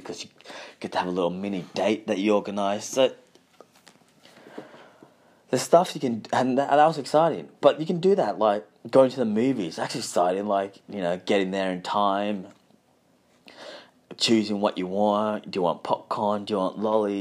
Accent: Balaclava, Victoria, Australia; I remember where I grew up in Balaclava

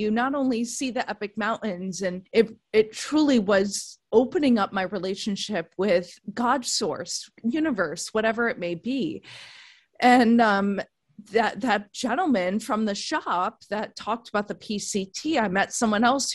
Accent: East Coast, United States; moved away as an adult; now in San Diego, United States; I'm from the East Coast originally

